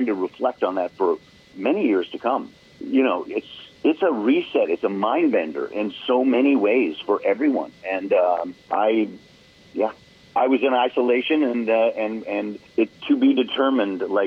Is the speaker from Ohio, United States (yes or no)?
no; Oregon, United States; where I grew up in Oregon